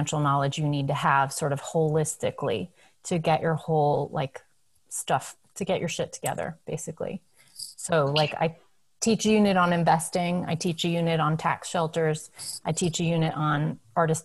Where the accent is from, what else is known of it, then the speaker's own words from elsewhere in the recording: New England, United States; I grew up in New England